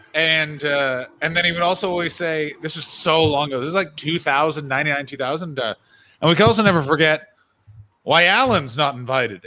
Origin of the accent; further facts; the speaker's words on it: Ottawa, Ontario, Canada; moved away; I will be in my hometown of Ottawa, Ontario, Canada